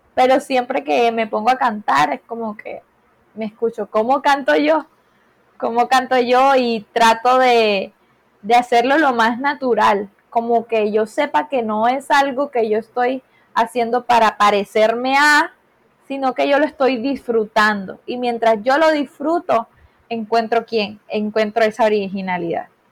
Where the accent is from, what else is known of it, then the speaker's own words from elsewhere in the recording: Caribbean coast, Colombia; Soy de Colombia, eh, de Colombia, de la costa colombiana